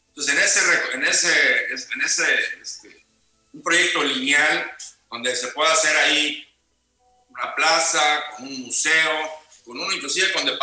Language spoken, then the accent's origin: Spanish; Veracruz, Mexico; yo toda mi vida, aunque no nací en Veracruz, viví desde